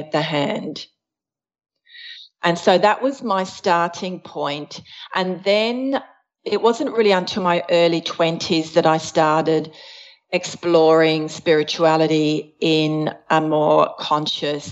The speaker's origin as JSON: {"language": "English", "country": "Australia", "tie": "born or raised there", "also_born_or_lived": "Switzerland / Adelaide, South Australia", "said": "I was born in Switzerland. We immigrated to Australia when I was 6 years old"}